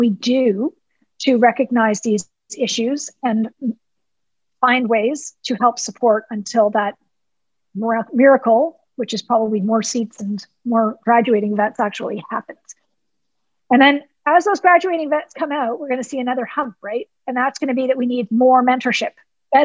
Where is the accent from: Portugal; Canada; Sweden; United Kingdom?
Canada; being Canadian